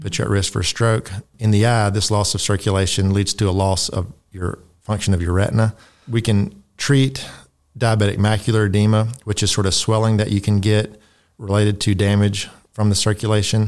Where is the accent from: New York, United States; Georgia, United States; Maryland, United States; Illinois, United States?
Georgia, United States; Tifton; moved away as an adult; also born or lived in West Virginia / South Dakota; I grew up here in Tifton